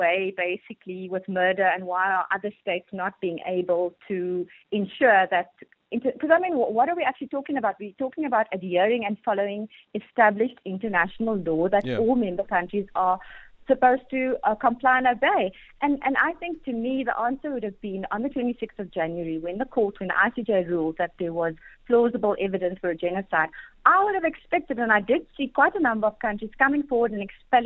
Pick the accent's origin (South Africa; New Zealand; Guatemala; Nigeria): South Africa; as South African citizens